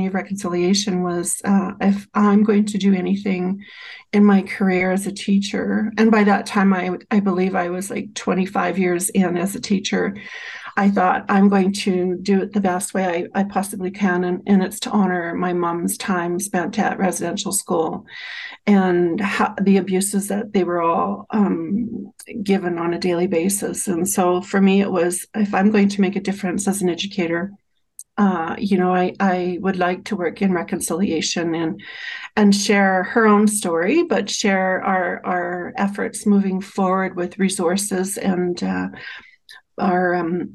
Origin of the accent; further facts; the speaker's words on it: Saskatchewan, Canada; also born or lived in Chestermere, Alberta; now in Alberta, Canada; I'm Cree and I'm from Treaty 6